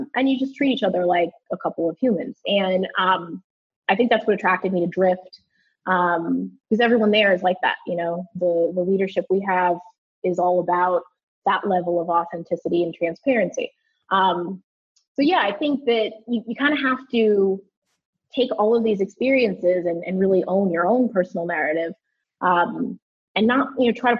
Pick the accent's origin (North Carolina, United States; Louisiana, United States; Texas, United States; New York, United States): New York, United States; New York City; I grew up in the New York City area